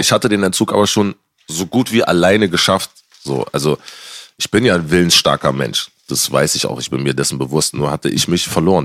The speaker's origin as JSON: {"language": "German", "region": "Berlin", "country": "Germany", "said": "als Berliner, ich bin schon früher E-Werk gegangen"}